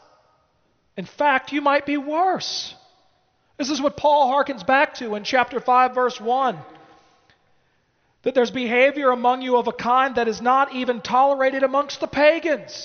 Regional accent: United States; as an American.

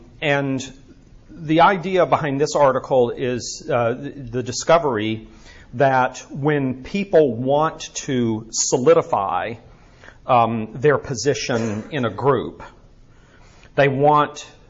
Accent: Birmingham, Alabama, United States; moved away; It is good to be back here in my hometown.

